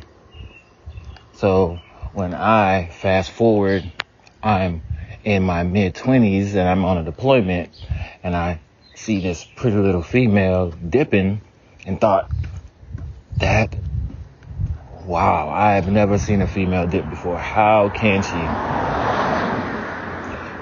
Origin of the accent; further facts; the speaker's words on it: the South, United States; I grew up in the South, so we had hog maw